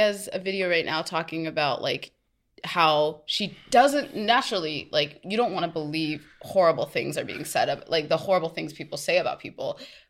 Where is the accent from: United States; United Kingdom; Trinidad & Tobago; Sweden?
Trinidad & Tobago; And I'm Trinidadian.